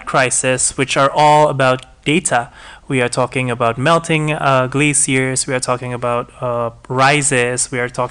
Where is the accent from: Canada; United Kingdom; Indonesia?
Indonesia; I'm from Indonesia